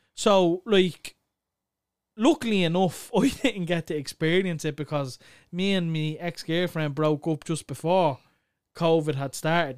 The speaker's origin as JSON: {"language": "English", "town": "Clondalkin", "region": "Leinster", "country": "Ireland", "said": "we're from Clondalkin"}